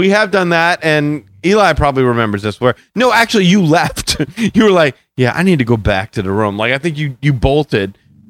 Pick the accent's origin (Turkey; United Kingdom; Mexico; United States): United States; New Orleans, Louisiana; Like, we're from New Orleans.